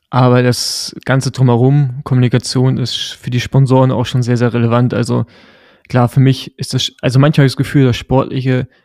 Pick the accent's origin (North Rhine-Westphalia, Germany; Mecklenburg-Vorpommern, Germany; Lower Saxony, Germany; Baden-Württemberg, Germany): Mecklenburg-Vorpommern, Germany; Rostock; ich bin ja im Rostock groß geworden, also im Osten.